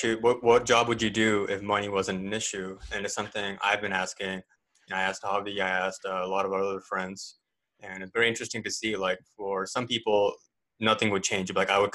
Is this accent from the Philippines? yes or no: no; Canada; also born or lived in India / Katy, Texas, United States; Born in India. I grew up in Canada most of my life. Canada and the U.S. most of my life, but I call Katy, Texas, home.